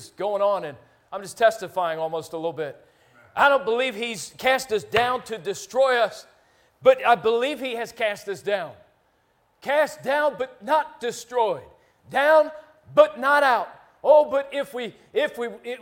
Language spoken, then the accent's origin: English; Philadelphia, Pennsylvania, United States; when I was a kid growing up in Philly